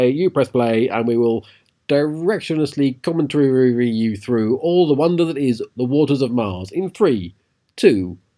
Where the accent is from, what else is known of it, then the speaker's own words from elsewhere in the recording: Harwich, East of England, United Kingdom; grew up in Harwich.